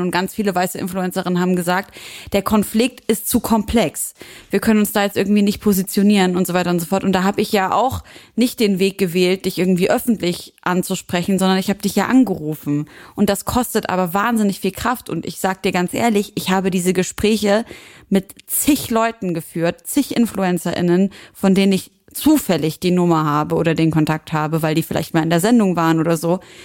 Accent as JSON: {"language": "German", "country": "Syria", "said": "für mich als Syrerin"}